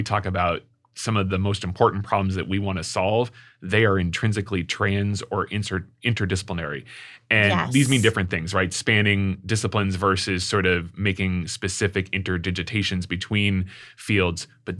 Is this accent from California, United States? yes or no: yes; San Diego, California, United States; moved away as an adult; also born or lived in New York / Columbus, Ohio; now in St. Louis, United States; I grew up in San Diego. I went to school in New York. I lived in Columbus, Ohio for 10 years, and now I moved to St. Louis.